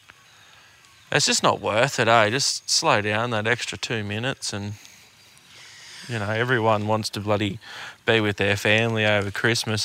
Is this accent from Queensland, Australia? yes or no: yes; Queensland, Australia; now in New South Wales, Australia; I'm a Queenslander myself